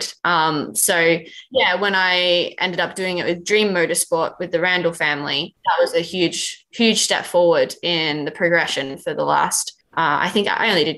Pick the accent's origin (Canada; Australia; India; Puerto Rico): Australia; moved away as an adult; now in United Kingdom; as an Aussie